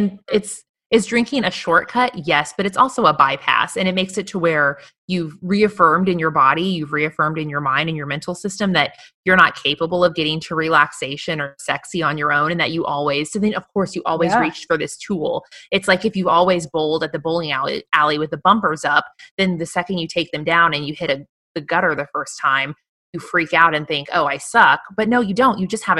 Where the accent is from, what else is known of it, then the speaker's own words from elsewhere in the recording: Midwest, United States; a young girl growing up in the Midwest, that there was no word for that.